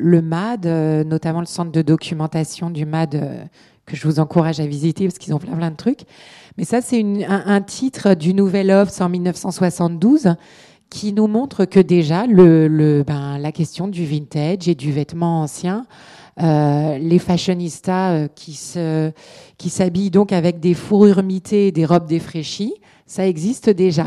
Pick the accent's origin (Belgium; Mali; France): France; Paris, Île-de-France; moved away as an adult; also born or lived in London; j'ai grandi dans l'Est parisien et je me suis retrouvée dans l'Est londonien